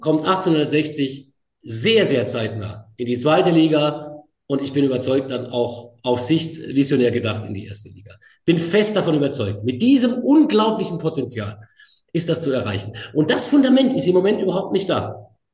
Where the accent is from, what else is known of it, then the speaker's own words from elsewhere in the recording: Pforzheim, Baden-Württemberg, Germany; in meiner Heimatstadt in Pforzheim